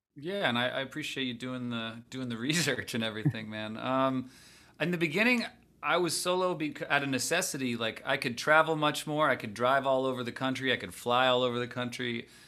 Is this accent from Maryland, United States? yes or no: yes; just outside Washington, D.C., a town in Maryland, United States; I grew up just outside Washington, D C, uh, in a town in Maryland